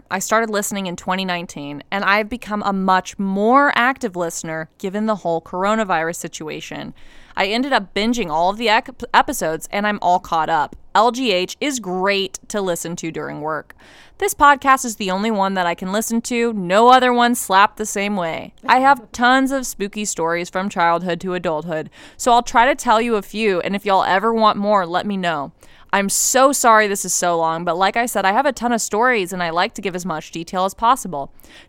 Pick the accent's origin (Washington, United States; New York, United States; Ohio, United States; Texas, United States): Ohio, United States; born there; Some more context, I was born in Ohio, which is haunted AF, and I have so many stories from Ohio. Now I live in Florida